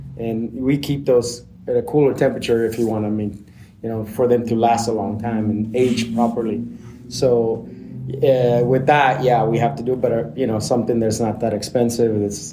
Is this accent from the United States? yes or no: yes; Blythe, California, United States; also born or lived in Seattle; I grew up in Blythe, California, which is a desert over by the Arizona border, by the river.